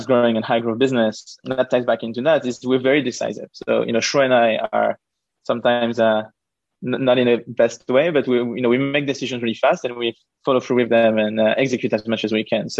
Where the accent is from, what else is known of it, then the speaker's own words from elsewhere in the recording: Paris, Île-de-France, France; moved away; also born or lived in United Kingdom / Israel / United States; I'm originally from France. I lived and grew up in Paris, but then I moved to the UK, to Israel, to the US, to like lots of different countries.